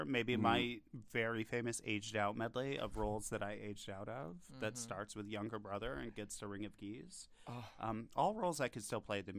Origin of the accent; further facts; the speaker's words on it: upstate New York, United States; moved away as an adult; also born or lived in Pennsylvania; I'm from upstate New York, but moved to Pennsylvania.